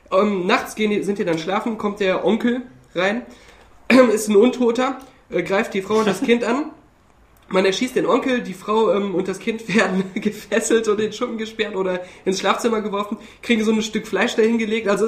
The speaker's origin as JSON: {"language": "German", "town": "Hürth", "region": "North Rhine-Westphalia", "country": "Germany", "said": "zumindest in der, in der Kölner Gegend oder da auch aus Hürth, wo ich herkomme, da machen die Kinder das schon, dass sie auch so rumgehen."}